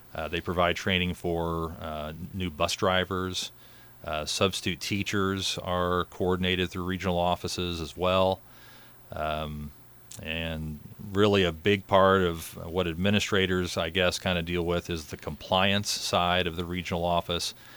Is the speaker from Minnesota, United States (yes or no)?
no; Murphysboro, Illinois, United States; I'm from Murfreesboro originally, was fortunate enough to go back to, uh, my alma mater, my first job at Murfreesboro High School